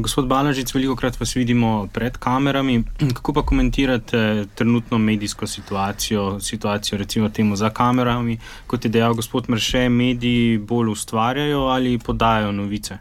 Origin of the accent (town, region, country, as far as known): Slovenia